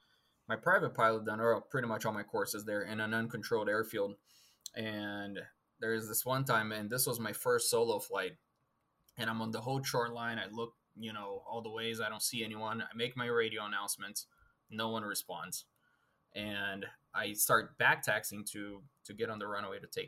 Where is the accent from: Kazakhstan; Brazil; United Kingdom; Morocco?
Brazil; moved away as an adult; now in United States; I'm originally from Brazil. So I got all my flight training done down there. And when I moved up here to the United States